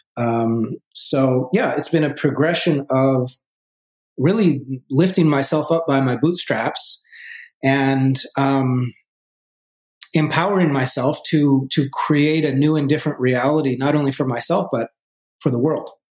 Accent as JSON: {"language": "English", "region": "Vermont", "country": "United States", "tie": "born or raised there", "also_born_or_lived": "New York City", "moved": "as an adult", "said": "I grew up originally in Vermont, in a in a small town, two thousand people uh, in Vermont"}